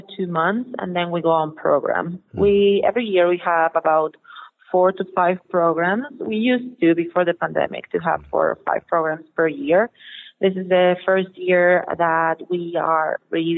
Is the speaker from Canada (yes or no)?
no; Mexico; And I'm from Mexico. I live 2 hours drive from Mexico City